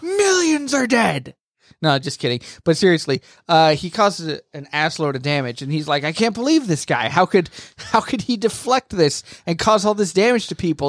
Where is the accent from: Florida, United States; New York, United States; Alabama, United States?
Florida, United States; moved away; I'm from Florida